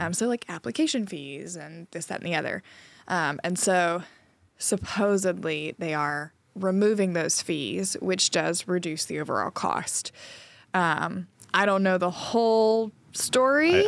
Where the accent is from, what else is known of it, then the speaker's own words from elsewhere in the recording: Trinity, North Carolina, United States; moved away; my hometown in Winston Sa-, in Trinity, North Carolina